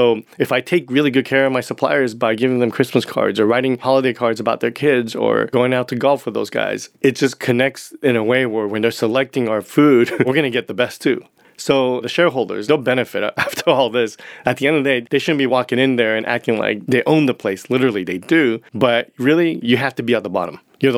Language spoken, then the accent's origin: English; Japan; also born or lived in Hong Kong; It was culturally, growing up in Japan and Hong Kong, my father and my mother, Asian parents, typically, they're not really into verbal affection